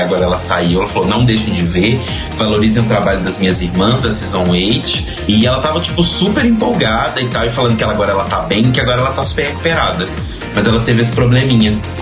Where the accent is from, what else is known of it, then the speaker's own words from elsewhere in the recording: Belo Horizonte, Minas Gerais, Brazil; de Belo Horizonte, minha cidade natal